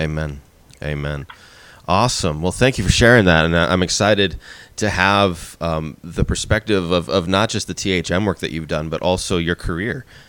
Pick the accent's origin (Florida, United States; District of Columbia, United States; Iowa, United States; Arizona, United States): Arizona, United States; moved away as an adult; also born or lived in San Diego area, California / Philadelphia area, Pennsylvania; we moved from Arizona, where I had grown up and where I was living, to just outside Philadelphia